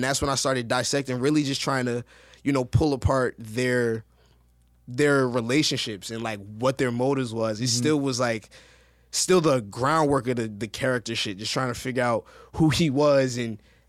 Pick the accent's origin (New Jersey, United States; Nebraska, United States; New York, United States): New Jersey, United States; accent: East Coast; I'm from Jersey, so I kind of already had like that East Coast flavor or whatever.